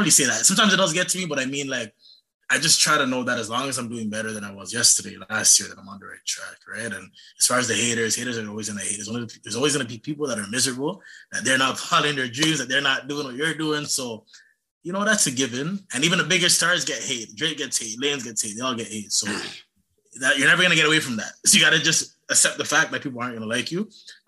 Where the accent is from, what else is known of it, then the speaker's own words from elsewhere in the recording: Ghana; I'm from Ghana, West Africa.